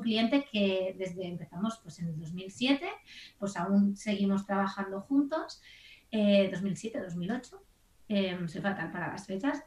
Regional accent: Barcelona, Catalonia, Spain; soy de Barcelona

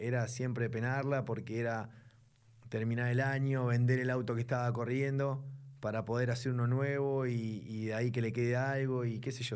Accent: Buenos Aires, Argentina; soy de acá de Buenos Aires

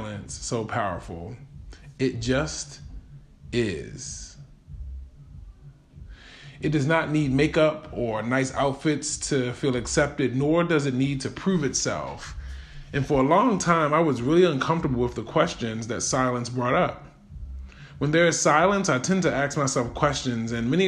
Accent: Baltimore, Maryland, United States; Growing up in Baltimore City

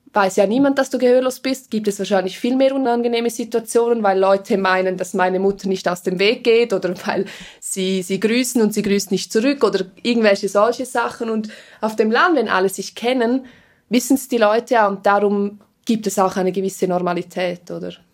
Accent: Engadin, Graubünden, Switzerland; first language Swiss German Sign Language; auch mit Deutsch, auch mit Rätromanisch, weil wir ja aus dem Engadin sind

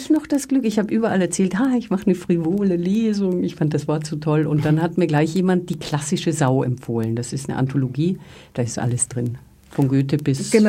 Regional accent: Austria; born there; als Österreicherin gebürtig, habe immer schon, was heißt immer, also ziemlich lang schon das Fable für die Josephine Mutzenbacher gehabt

